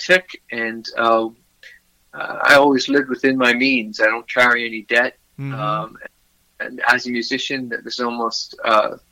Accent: Philadelphia, Pennsylvania, United States; also born or lived in Montgomery County, Pennsylvania / Melbourne Beach, Florida; I was born in Philadelphia, Pennsylvania, and spent most of my youth there

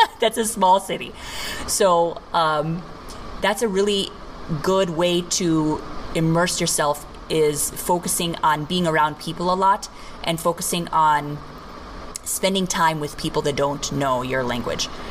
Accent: United States; moved away as an adult; also born or lived in India; as an American, I was I was raised to think very black and white

